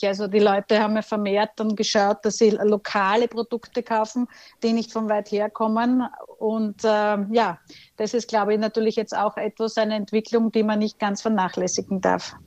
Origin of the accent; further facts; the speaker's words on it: Styria, Austria; gefallen mir als Steirerin